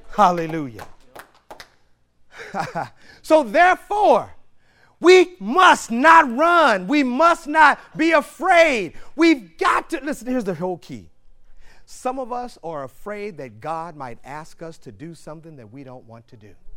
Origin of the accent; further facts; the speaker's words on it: St. Louis, Missouri, United States; I grew up in St. Louis, Missouri